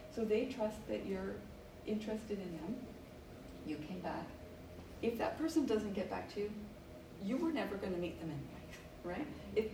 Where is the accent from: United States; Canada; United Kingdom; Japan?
Canada; Williams Lake, British Columbia; moved away; also born or lived in Vancouver; my hometown of Williams Lake